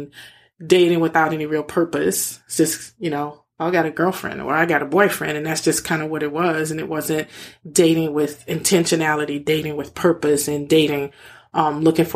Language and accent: English; New Orleans, Louisiana, United States; I grew up in New Orleans